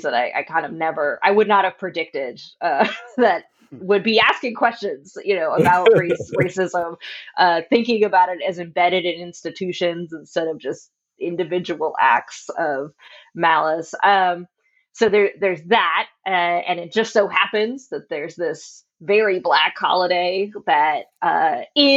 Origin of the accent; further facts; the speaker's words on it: Southern California, United States; now in Lexington, United States; I'm originally from Southern California, and the entire Black side of my family all came from Texas to California.